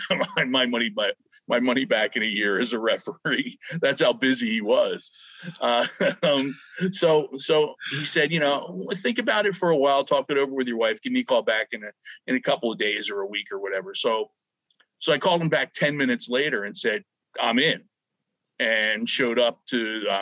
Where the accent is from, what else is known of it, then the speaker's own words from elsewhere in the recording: Philadelphia, Pennsylvania, United States; I grew up in the Philadelphia, Pennsylvania area.